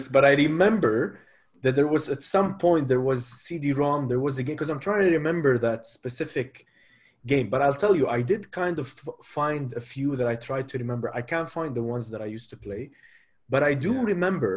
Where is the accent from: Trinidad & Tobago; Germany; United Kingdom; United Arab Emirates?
United Arab Emirates; Abu Dhabi; when I was growing up in Abu Dhabi